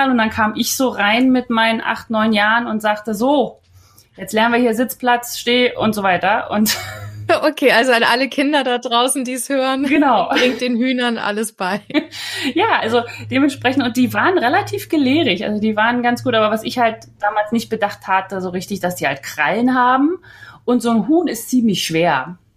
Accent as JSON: {"language": "German", "town": "Potsdam", "region": "Brandenburg", "country": "Germany", "said": "Da war man dann jeden Monat einmal in Potsdam, war ganz praktisch, weil ich komme ja aus Potsdam und da konnte ich bei meinen Eltern wohnen."}